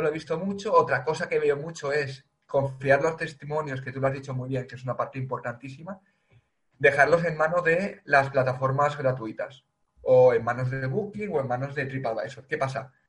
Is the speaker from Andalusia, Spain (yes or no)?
no; Valencia, Valencian Community, Spain; yo soy de Valencia